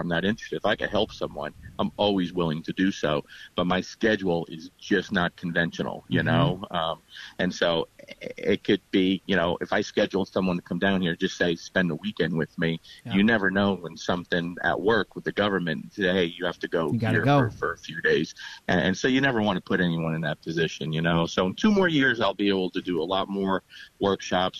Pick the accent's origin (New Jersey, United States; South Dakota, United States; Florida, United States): New Jersey, United States; Lodi; now in Bowling Green, United States; born and raised in Lodi, New Jersey.